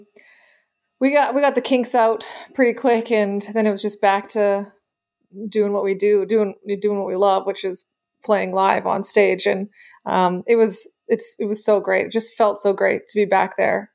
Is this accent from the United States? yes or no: no; Canada; we're Canadian